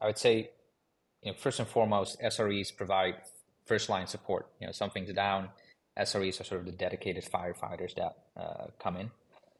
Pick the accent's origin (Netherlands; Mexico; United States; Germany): Netherlands; Amsterdam, North Holland; My background is in computer science. So originally I'm from Amsterdam.